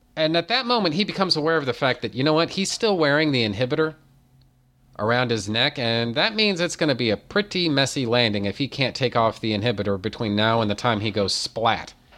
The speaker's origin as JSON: {"language": "English", "country": "United States", "said": "I'm American"}